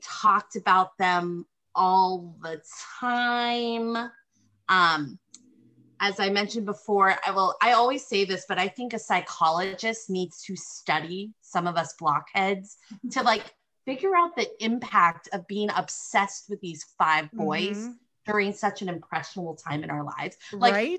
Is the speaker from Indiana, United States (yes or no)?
no; Northern California, United States; I grew up in Northern California, 7-year-old, 8-year-old